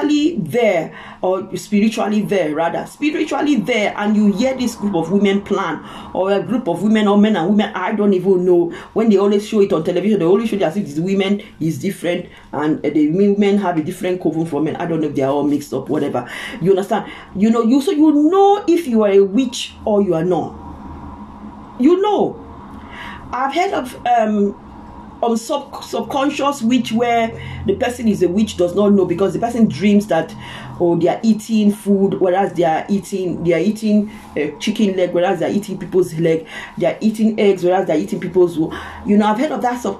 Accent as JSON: {"language": "English", "town": "Ozoro", "region": "Delta", "country": "Nigeria", "tie": "born or raised there", "said": "I'm a Nigerian, I come from Delta State, Isoko from Ozoro town"}